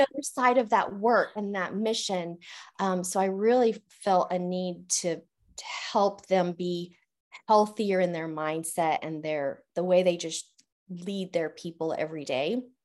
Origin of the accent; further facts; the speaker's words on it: Canon City, Colorado, United States; moved away as an adult; now in Oklahoma, United States; I was born and raised in Colorado